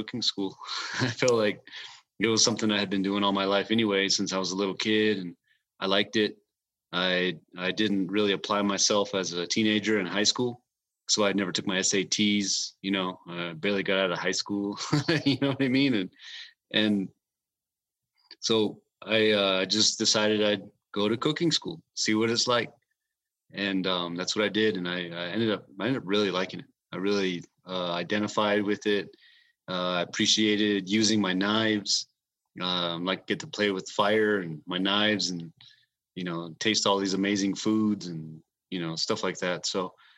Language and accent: English; White River, Arizona, United States; also born or lived in Window Rock, Arizona / Phoenix, Arizona; I grew up in White River, Arizona, on the White Mountain Apache tribe. I was born there and I lived there till I was about 10 years old. Or 11, and my family moved away to the Navajo Nation, and my family lived in Window Rock, Arizona, and I stayed there till I graduated from high school